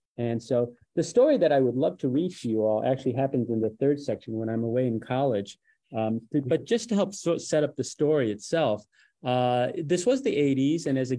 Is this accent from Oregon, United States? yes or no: no; Detroit, Michigan, United States; I grew up in Detroit in the 80s. It was a very difficult time period.